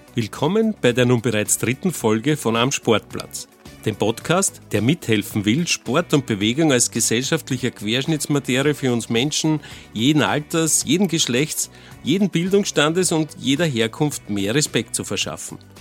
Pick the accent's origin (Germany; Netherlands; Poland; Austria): Austria; Gmünd, Lower Austria; Als Waldviertler aus Gmünd, wie ich es bin